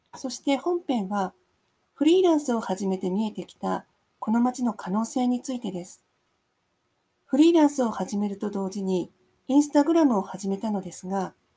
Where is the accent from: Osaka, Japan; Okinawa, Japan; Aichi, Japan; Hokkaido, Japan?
Hokkaido, Japan; Sapporo; now in Chitose, Japan; もともと札幌で生まれ育ちましたが、結婚を機に千歳に引っ越してきました